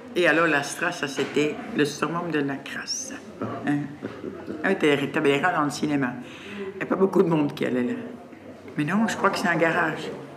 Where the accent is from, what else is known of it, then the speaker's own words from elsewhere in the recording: Brussels, Brussels-Capital Region, Belgium; Depuis le 31 janvier 1953, je vis à Laken